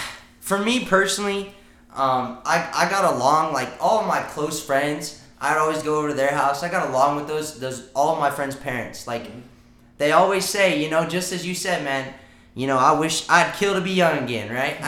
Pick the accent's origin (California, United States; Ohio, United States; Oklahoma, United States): California, United States; San Diego; moved away; I'm from California, man. San Diego, California